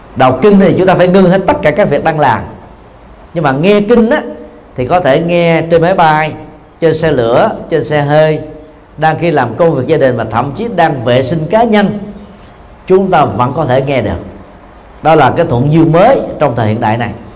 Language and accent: Vietnamese; Vietnam; người Việt Nam chúng ta